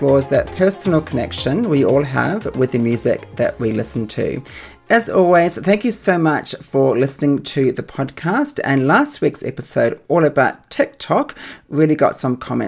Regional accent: New Zealand; when I was growing up in New Zealand

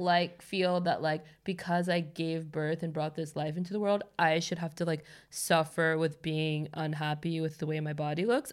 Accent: Los Angeles, California, United States; moved away as an adult; now in Stockholm, Sweden; I'm born and raised there

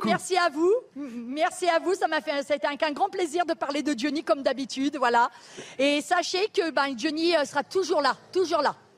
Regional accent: Paris, Île-de-France, France; je suis de Paris

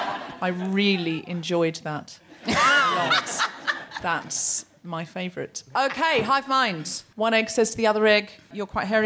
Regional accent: New Zealand; I am a Kiwi.

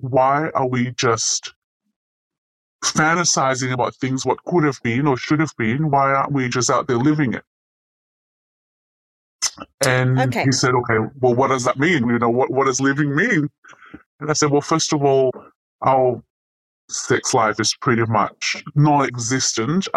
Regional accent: Ukraine; moved away; as a teenager growing up in Ukraine

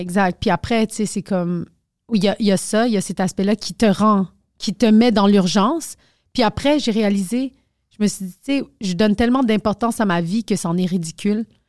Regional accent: Quebec, Canada; je suis née au Québec genre je suis juste pas bonne en français

